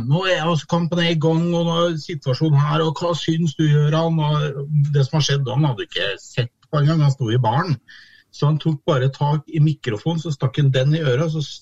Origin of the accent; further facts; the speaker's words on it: Askim, Østfold, Norway; accent: trøndersk; now in Trondheim, Norway; men jeg pleier altså å si jeg er født i Trondheim, og det er viktig. Jeg er født på Lade. Og så flytta vi litt rundt i Norge, og så endte vi opp i Askim i oppveksten min.